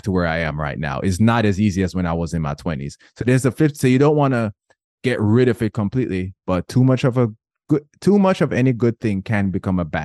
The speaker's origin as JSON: {"language": "English", "country": "Jamaica", "said": "I'm Jamaican."}